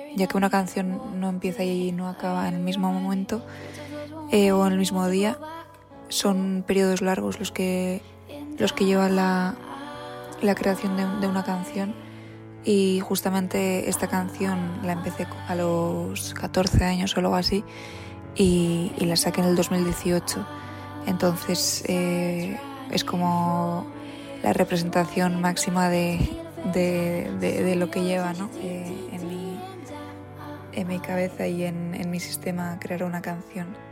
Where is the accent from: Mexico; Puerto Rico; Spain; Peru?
Spain; San Sebastián, Basque Country; soy de Donosti